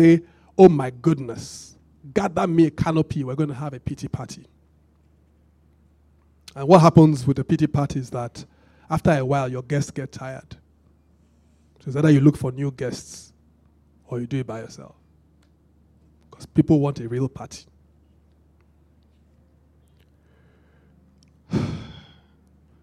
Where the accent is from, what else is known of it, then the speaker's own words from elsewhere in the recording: Benin; I grew up in Benin